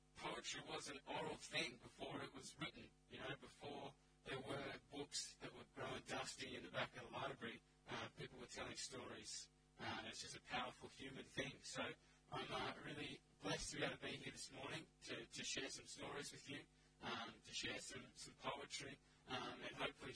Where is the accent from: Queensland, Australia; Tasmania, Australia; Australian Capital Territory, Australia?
Australian Capital Territory, Australia; Canberra; moved away as an adult; now in Central Coast, Australia; I grew up, born and raised in Canberra